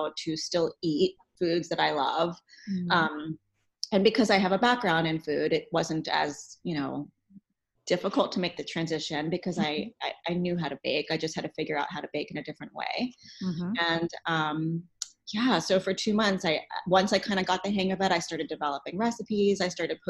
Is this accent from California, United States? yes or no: no; New York City, New York, United States; moved away as an adult; now in Cincinnati, United States; I am from New York City originally. I moved here to go to CCM, which is the Conservatory of Music here in Cincinnati.